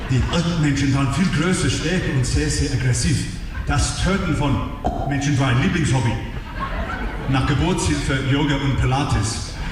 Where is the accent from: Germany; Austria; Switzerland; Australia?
Australia; moved away; aus meinem Heimat, aus Australien